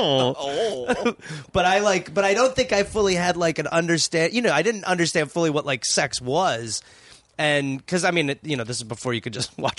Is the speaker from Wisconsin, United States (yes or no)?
yes; Milwaukee, Wisconsin, United States; born or raised there